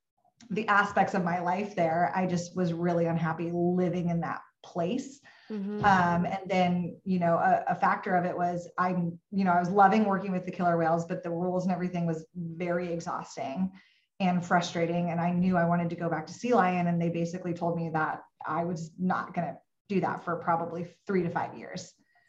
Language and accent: English; Pacific Northwest, United States; also born or lived in Texas; I was living in Texas. I'm from the Pacific Northwest. So that is a very difficult place for a Pacific Northwest girl to live